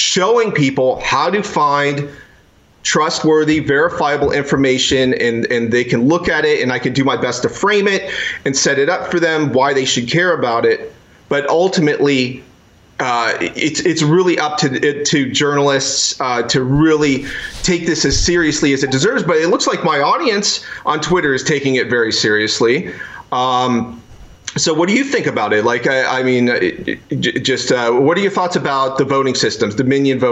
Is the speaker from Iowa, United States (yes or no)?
yes; Iowa, United States; I'm from Iowa.